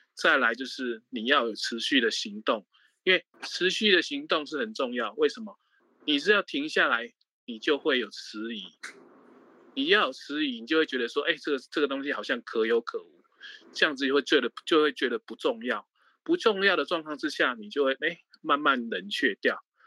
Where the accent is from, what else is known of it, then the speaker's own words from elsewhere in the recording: Taiwan; moved away as an adult; also born or lived in Mainland China; 我是在大陆大概工作三十年，快，二，二十几年，快三十年，我大概是十，六年前才回台湾